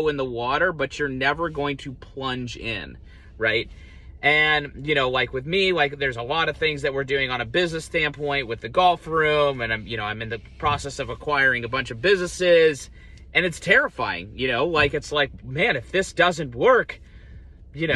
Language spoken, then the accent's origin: English; Columbus, United States; also born or lived in Seattle, Washington, United States; moved to Columbus when I was six